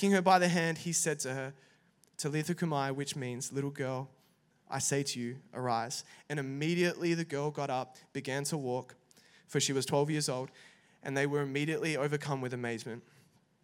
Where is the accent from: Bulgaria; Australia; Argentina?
Australia; Perth, Western Australia; moved away as an adult; also born or lived in Italy; now in Melbourne, Australia; I'm actually from Perth, Western Australia